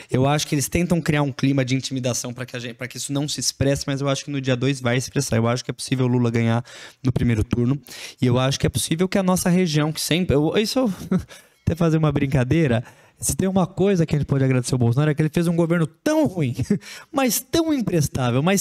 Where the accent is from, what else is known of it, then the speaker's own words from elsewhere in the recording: São Paulo, Brazil; born there; now in Franca, Brazil; Eu não, eu não nasci aqui na região, nasci em São Paulo, mudei para cá. É uma realidade muito diferente de, de onde eu cresci